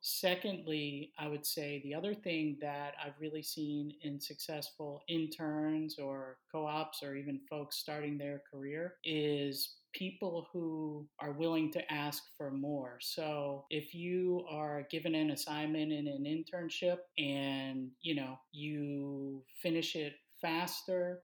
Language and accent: English; Baltimore, Maryland, United States; moved away as an adult; I'm actually from Baltimore, Maryland